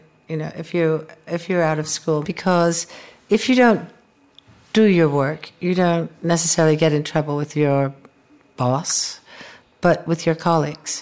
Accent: United States; as an American, we lived in the United States

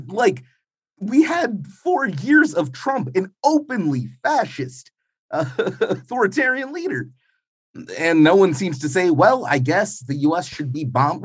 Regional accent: New York, United States; now in Ukraine; growing up in New York in the nineties

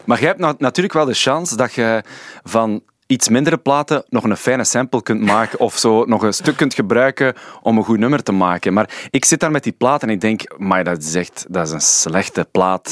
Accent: Sint-Niklaas, Flanders, Belgium; moved away; We zijn samen van Sint-Niklaas, ja. Ik ben daar weggetrokken

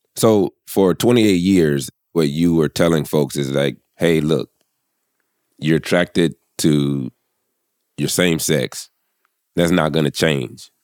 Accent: the South, United States; I'm from the South. I grew up in the church

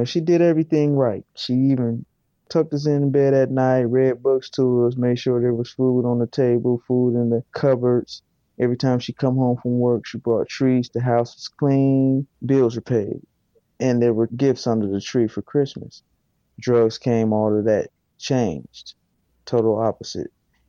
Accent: Fort Wayne, Indiana, United States; I am from Fort Wayne, Indiana, born and raised, and I grew up in poverty

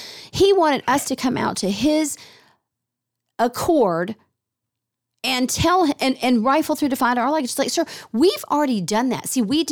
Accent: Virginia, United States; born there; I was born in Virginia.

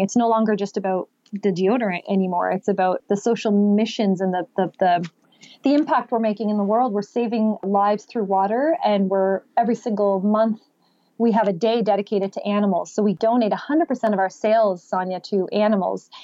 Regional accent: Canada; I was born and raised here in Canada

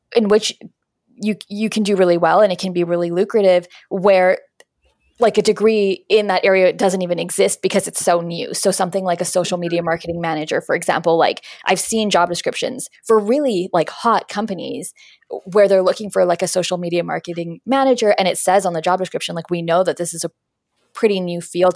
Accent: Winnipeg, Manitoba, Canada; moved away as an adult; now in Toronto, Canada; I'm from Winnipeg. I moved to Toronto

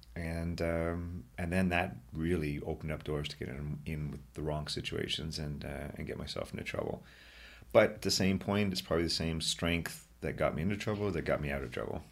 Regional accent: Brockville, Ontario, Canada; moved away as an adult; now in Ottawa, Canada; I am very proud to be from Brockville, although I love my home here in Ottawa, too

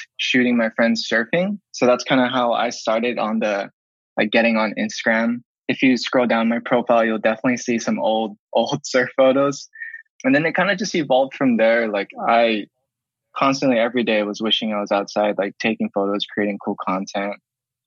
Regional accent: Kaneohe, Hawaii, United States; I was born and raised here in Kaneohe

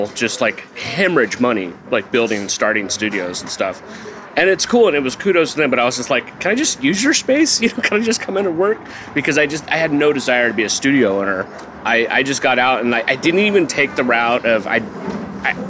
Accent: Manteca, California, United States; also born or lived in Dinuba, California; I grew up in Manteca, California

